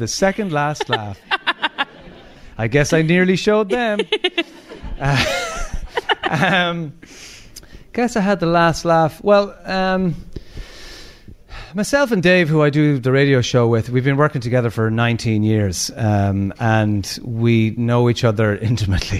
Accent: Limerick, Munster, Ireland; We grew up in Ballycloc in Limerick

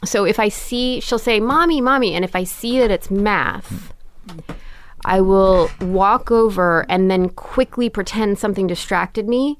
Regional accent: New York City, New York, United States; born or raised there; also born or lived in London, England

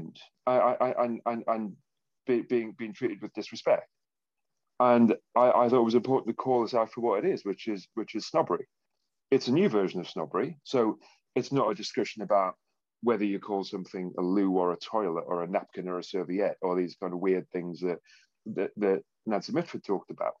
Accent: Consett, North East England, United Kingdom; I was born in Consett in County Durham. And I think I was 4 or 6 when the steelworks closed.

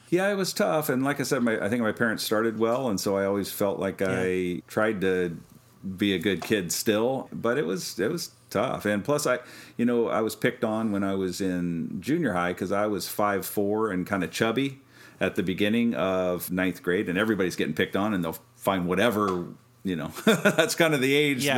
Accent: Kansas, United States; we're from Kansas originally, and you know, farm work

